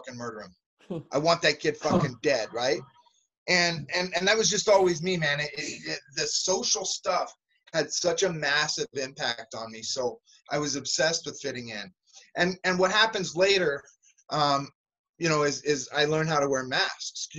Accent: San Jose, California, United States; also born or lived in Santa Cruz, California; now in East Coast, United States; I moved to San Jose, California, and that's where I claim to be from. That's where I grew up.

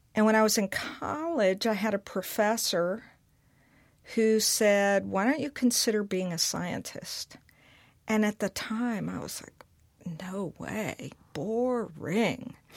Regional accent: Mississippi, United States; growing up in Mississippi

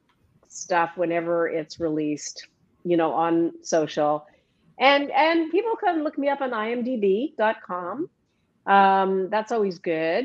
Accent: Edmonton, Alberta, Canada; moved away; I'm Canadian originally. And you know, Alberta? Alberta, that's correct. Edmonton, Alberta.

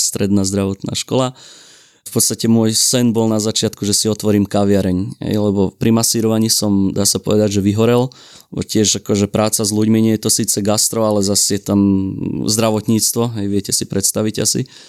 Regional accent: Šahy, Nitra Region, Slovakia; sme už v Šahách v mojom rodnom meste

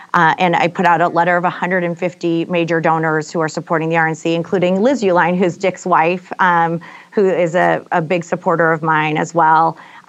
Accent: Michigan, United States; I was this woman from Michigan

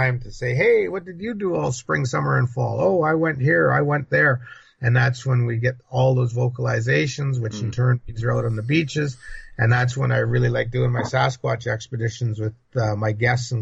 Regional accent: British Columbia, Canada; I'm from British Columbia, British Columbia

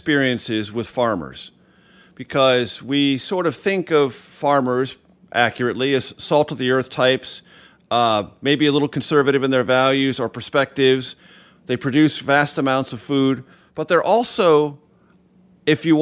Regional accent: California, United States; moved away; I grew up in California

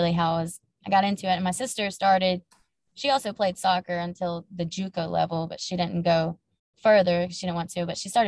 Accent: Laurel, Mississippi, United States; We grew up in Laurel, Mississippi, me and my sister.

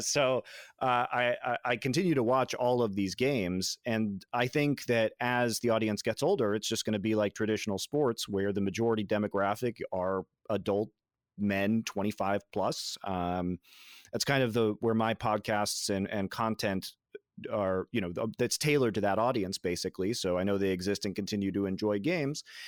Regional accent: Colorado, United States; I grew up in Colorado

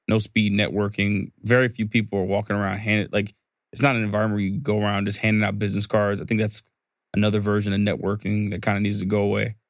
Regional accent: the South, United States; I'm from the South

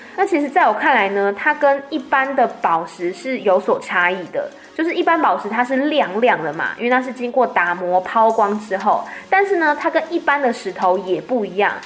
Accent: Taiwan; 我们一般在台湾讲的台语

